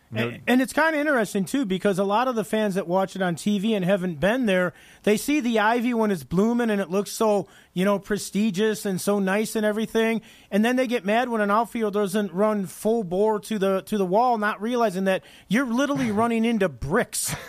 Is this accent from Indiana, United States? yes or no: no; Chicago, Illinois, United States; I'm from the Chicago area